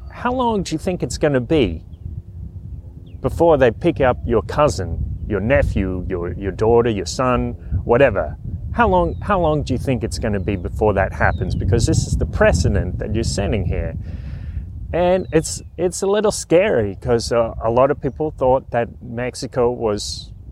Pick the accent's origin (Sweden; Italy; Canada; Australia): Australia; accent: broad Aussie; that around talking in a in a broad Aussie accent, and people ask me, people like to ask me where my accent is from.